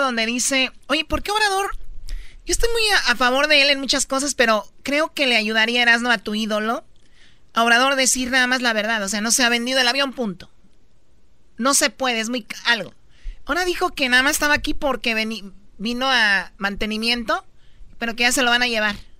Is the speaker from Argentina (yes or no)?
no; Tepatitlán, Jalisco, Mexico; en Tepatitlán, de donde yo soy, en Tepatitlán, en Jalisco